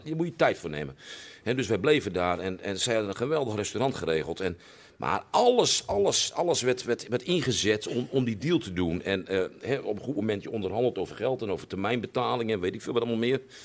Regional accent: Groningen, Netherlands; wij Groningers

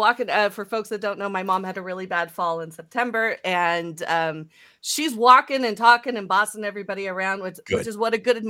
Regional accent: San Mateo, California, United States; So the household that I grew up in San Mateo was my grandmother, my mother's mother, lived with us.

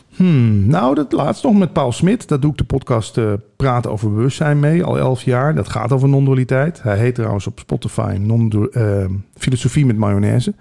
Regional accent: Limburg, Netherlands; moved away; geboren in Limburg

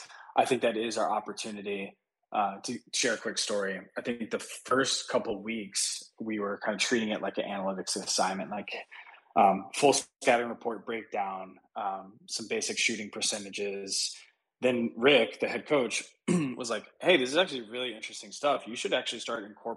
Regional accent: United States; I grew up right outside Washington, D.C.

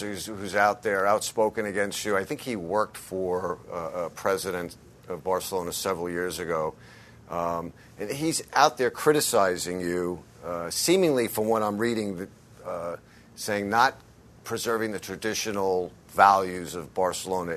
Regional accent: United States; as an American following it from overseas

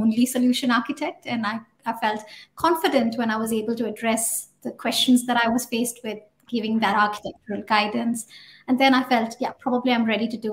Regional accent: India; moved away as an adult; now in New Zealand; I started out as a developer back in India, in my hometown.

